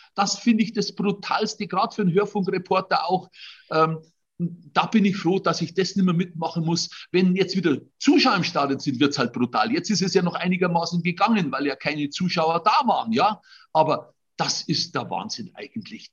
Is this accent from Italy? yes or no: no; Trostberg, Bavaria, Germany; born or raised there; accent: Bavarian dialect